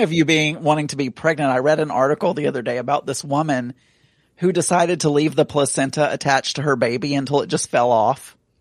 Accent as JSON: {"language": "English", "region": "South Arkansas", "country": "United States", "tie": "born or raised there", "said": "I grew up in South Arkansas"}